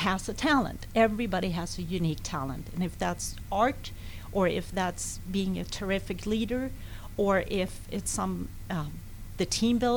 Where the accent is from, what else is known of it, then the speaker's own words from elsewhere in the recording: Sweden; moved away as an adult; now in United States; I grew up in Sweden